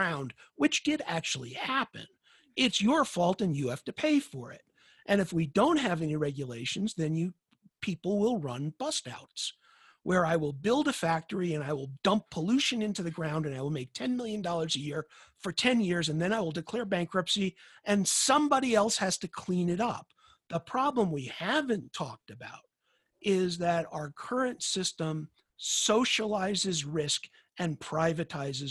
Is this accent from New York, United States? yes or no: yes; New York, United States; I grew up in New York in the 1960s